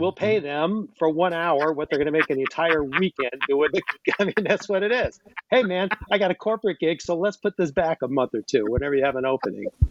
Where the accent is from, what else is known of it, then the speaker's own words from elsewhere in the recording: outside of Cleveland, the Midwest, Ohio, United States; moved away as an adult; also born or lived in Los Angeles / New York City; I grew up in the Midwest, outside of Cleveland, and I came back here